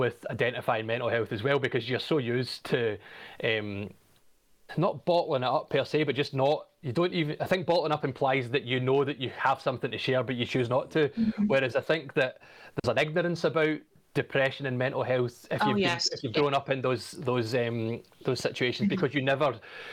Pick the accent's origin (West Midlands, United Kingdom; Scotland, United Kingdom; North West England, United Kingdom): Scotland, United Kingdom; Glasgow; also born or lived in Australia; I'm from Glasgow. I was born in 1986. I'm 35. Mm-hmm. I spent most of my childhood growing up in the 90s in the west of Scotland